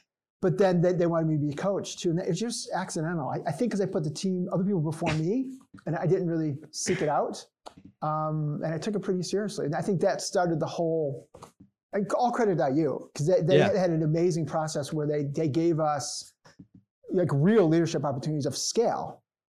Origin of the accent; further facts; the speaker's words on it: Chicago, Illinois, United States; From Chicago.